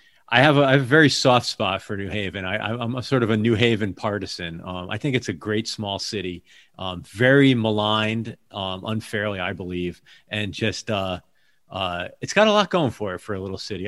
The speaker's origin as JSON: {"language": "English", "town": "Hamden", "region": "Connecticut", "country": "United States", "moved": "as an adult", "said": "I saw that you did some time in New Haven. That's where I'm from originally. I'm from Hamden, actually."}